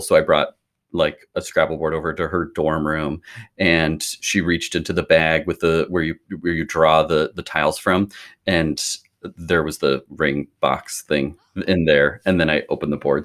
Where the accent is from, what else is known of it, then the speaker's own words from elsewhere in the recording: Lincoln, Nebraska, United States; also born or lived in Omaha, Nebraska; I'm from Lincoln, Nebraska, which is in the very s, middle of the country, and I grew up here